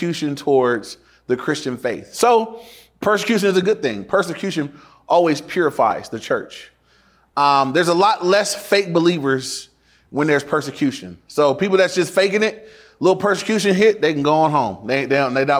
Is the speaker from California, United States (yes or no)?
yes; Inglewood, California, United States; born or raised there